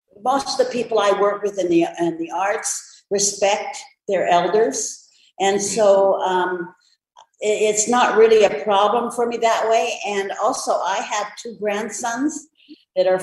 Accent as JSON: {"language": "English", "town": "Mission", "region": "British Columbia", "country": "Canada", "tie": "born or raised there", "said": "I was born in Mission, British Columbia, Canada"}